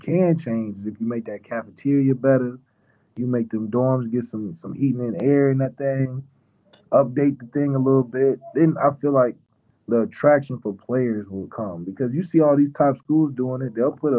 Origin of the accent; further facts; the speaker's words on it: Florida, United States; I'm from Florida.